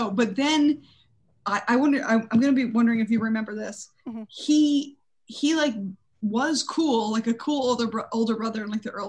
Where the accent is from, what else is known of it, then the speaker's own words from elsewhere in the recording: Conway, South Carolina, United States; grew up mostly in South Carolina. Oh, okay. So it, a place called Conway, South Carolina, which is kind of close to Myrtle Beach, South Carolina